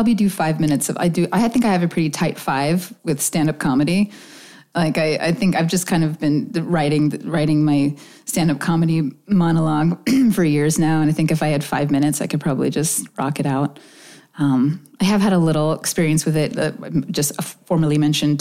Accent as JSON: {"language": "English", "town": "Oak Harbor", "region": "Washington", "country": "United States", "tie": "born or raised there", "also_born_or_lived": "Lincoln, Nebraska", "said": "I grew up on Whidbey Island. I grew up a couple of miles from Deception Pass, about 6 miles outside of Oak Harbor"}